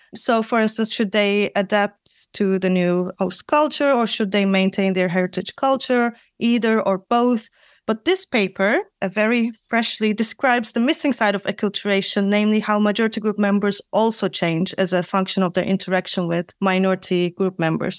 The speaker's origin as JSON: {"language": "English", "country": "Turkey", "also_born_or_lived": "Netherlands", "moved": "as an adult", "lives_now": "Amsterdam, Netherlands", "said": "I'm also from Turkey"}